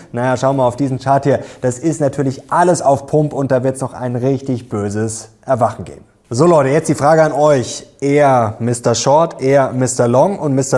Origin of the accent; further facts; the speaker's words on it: Germany; bei uns in Deutschland